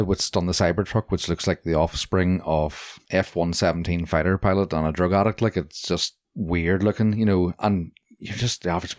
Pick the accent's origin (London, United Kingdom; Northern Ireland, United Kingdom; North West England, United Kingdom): Northern Ireland, United Kingdom; Bangor; that North Down, you know, I'm from Bangor culture.